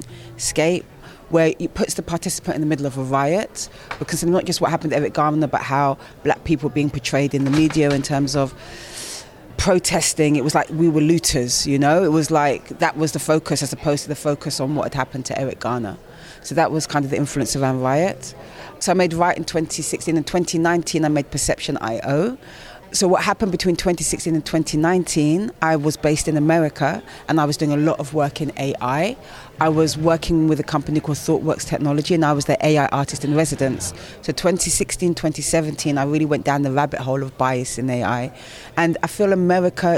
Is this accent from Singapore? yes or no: no; United Kingdom; I'm black British